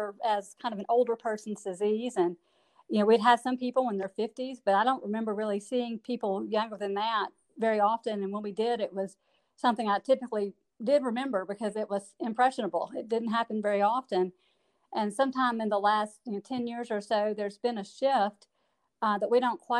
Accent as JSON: {"language": "English", "town": "Gardendale", "region": "Alabama", "country": "United States", "tie": "born or raised there", "also_born_or_lived": "Auburn, Alabama / Mobile, Alabama / Madison, Wisconsin", "said": "I am a Birmingham native. I grew up in Gardendale"}